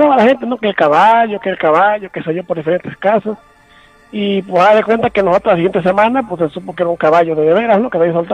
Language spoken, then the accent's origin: Spanish; El Palmar, Quintana Roo, Mexico; Este, soy de aquí del Palmar.